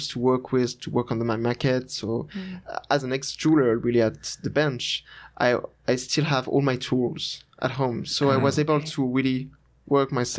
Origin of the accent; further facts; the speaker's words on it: Annecy, Auvergne-Rhône-Alpes, France; the name of the place is Annecy. It's nearby Geneva. Uh-huh. But in France.